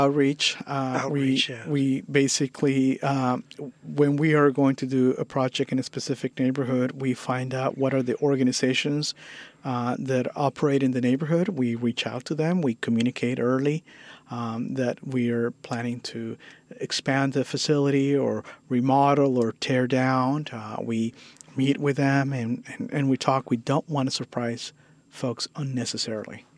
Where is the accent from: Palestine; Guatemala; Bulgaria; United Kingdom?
Guatemala; now in San Francisco, United States; I, I, was born and raised in uh, Guatemala